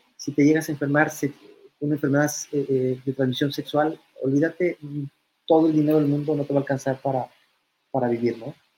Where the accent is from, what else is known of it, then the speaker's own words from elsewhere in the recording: Mexico; sé que soy un multimillonario mexicano